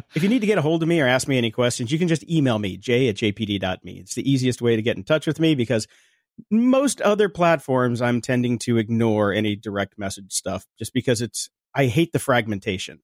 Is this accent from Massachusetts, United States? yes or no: no; Chicago, Illinois, United States; now in California, United States; we're from Chicago